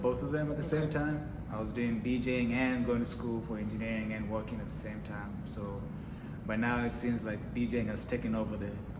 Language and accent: English; Nairobi, Kenya; moved away as an adult; now in Houston, United States; I'm from Nairobi, Kenya. I was born and raised in Nairobi, Kenya, and moved to the States when I was 18 years old after high school.